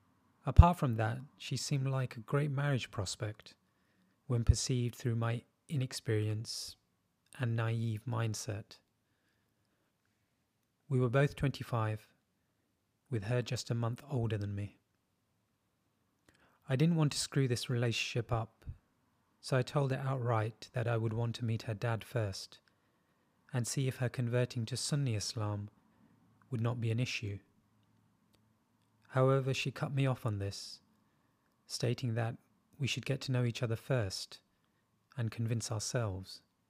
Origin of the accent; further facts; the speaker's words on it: India; moved away as an adult; I'm originally from India and spent all of my life there before this big move. I'm 27 going on 28 and recently single.